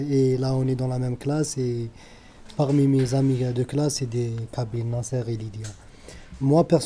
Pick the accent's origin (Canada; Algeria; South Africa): Algeria; Sétif, Sétif Province; moved away as an adult; now in Paris, France; j'ai 29 ans, euh, d'origine algérienne, de l'Est de l'Algérie, plus précisément Sétif.